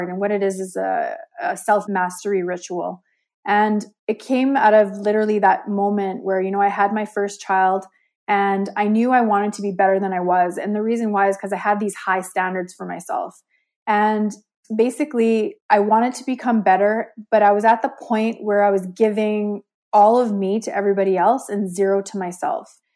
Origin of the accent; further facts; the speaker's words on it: Calgary, Alberta, Canada; I'm from Calgary, Alberta, Canada. Born and raised a first generation Canadian